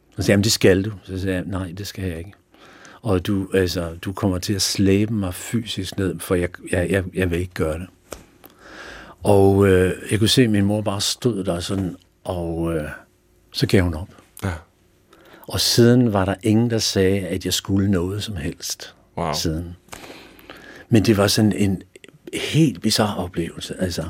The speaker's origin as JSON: {"language": "Danish", "town": "Fredensborg", "region": "Capital Region of Denmark", "country": "Denmark", "tie": "born or raised there", "also_born_or_lived": "Sweden / Helsingør", "said": "er jeg vokset op i boet lidt i Helsingør, men, men, øh, min skolegang har jeg gået i Fredensborg"}